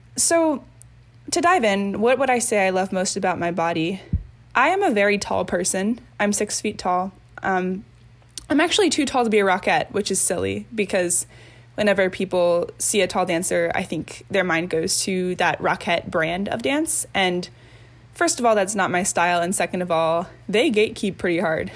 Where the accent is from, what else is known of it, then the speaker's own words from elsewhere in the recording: Reston, Virginia, United States; I am from Reston, Virginia, and I'm 20 years old